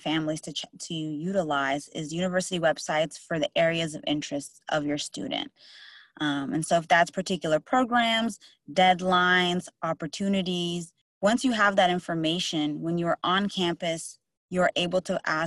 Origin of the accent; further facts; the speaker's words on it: Atlanta, Georgia, United States; now in Durham, United States; I'm originally from Atlanta, Georgia.